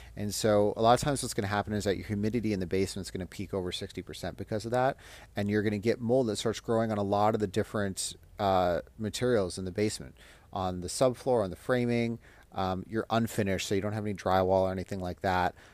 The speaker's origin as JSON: {"language": "English", "town": "Las Vegas", "region": "Nevada", "country": "United States", "tie": "born or raised there", "moved": "yes", "said": "I'm from Las Vegas"}